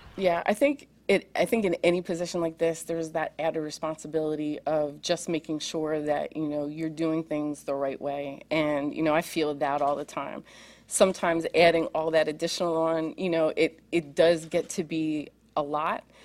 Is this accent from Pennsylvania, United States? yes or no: yes; Pennsylvania, United States; I grew up in Pennsylvania